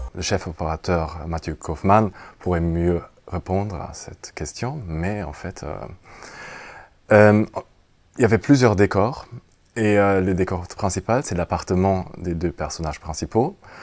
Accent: Germany; French is a second language; pour moi, en tant qu'Allemand

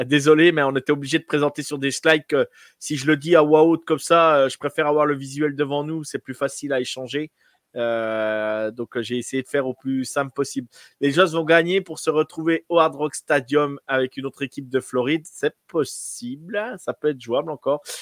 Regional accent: France; Nous, en tant que Français

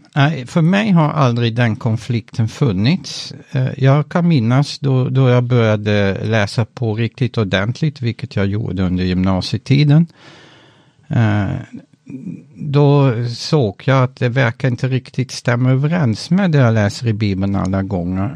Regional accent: Netherlands; moved away as an adult; also born or lived in Utrecht, Netherlands / northern Sweden; now in Sweden; mitt hemland Nederländerna

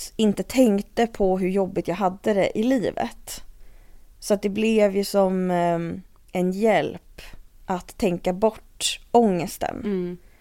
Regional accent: Stockholm, Stockholm County, Sweden; also born or lived in London / Uppsala; är jag uppvuxen i Stockholm. Och har bott här liksom hela tiden mm. ungefär

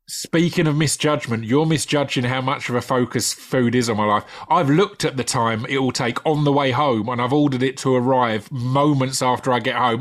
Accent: United Kingdom; a British takeaway obsessive

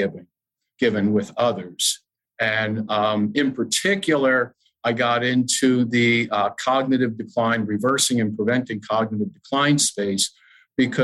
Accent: Madison, New Jersey, United States; I was the fitness director at my hometown YMCA in Madison, New Jersey

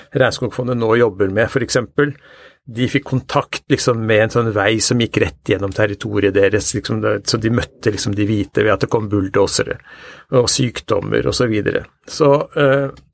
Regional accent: Norway; vi lever jo eh, som nordmenn eh, ganske tett på naturen

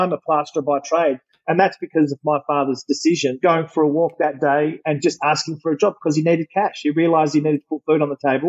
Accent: Perth, Western Australia, Australia; also born or lived in Sydney, Australia / Argentina (family origin); I was born in Sydney and then we drove over to Perth when I was 9 months old in a Kingswood.

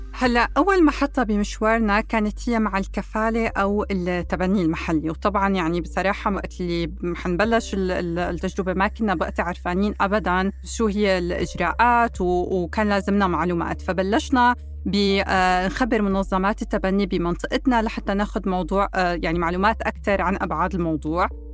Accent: Syria; moved away as an adult; now in United States; من سوريا وجيت على أمريكا بال 2012

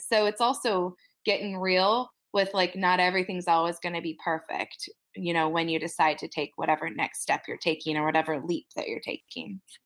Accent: Wyoming, United States; I'm from Wyoming.

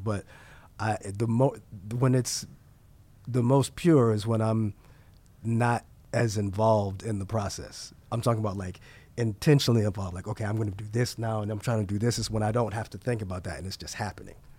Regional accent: New York City, New York, United States; I was born and raised in New York, and I, I love New York

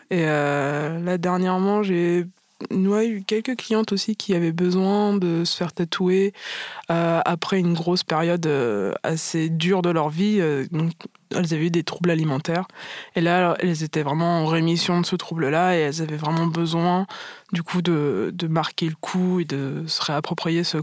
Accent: Martinique, France; moi je suis martiniquaise, enfin métisse martiniquaise, et j'ai toujours eu vraiment un gros complexe avec ça.

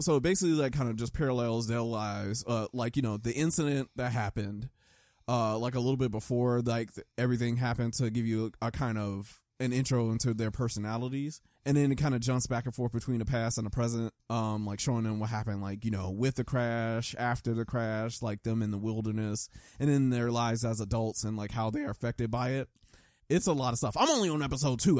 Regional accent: United States; I grew up in America

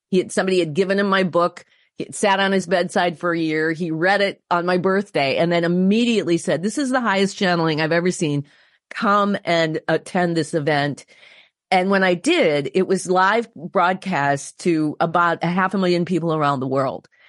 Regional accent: Wisconsin, United States; my home state of Wisconsin

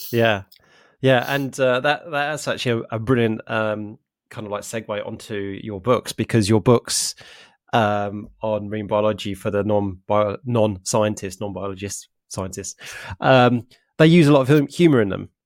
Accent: London, United Kingdom; moved away as an adult; now in Norwich, United Kingdom; I'm originally from North London, uh, Essex area

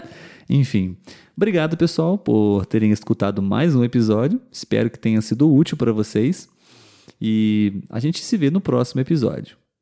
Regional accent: interior of Rio de Janeiro state, Brazil; Nós somos do interior do estado do Rio de Janeiro a mais ou menos umas duas, três horas da capital

